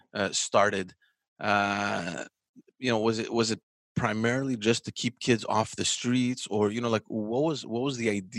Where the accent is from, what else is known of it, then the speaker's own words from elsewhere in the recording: Montreal, Quebec, Canada; when we were growing up in Park X, right?